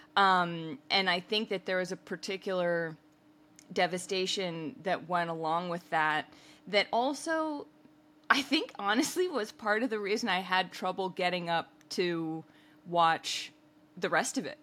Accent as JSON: {"language": "English", "country": "United States", "said": "as an American"}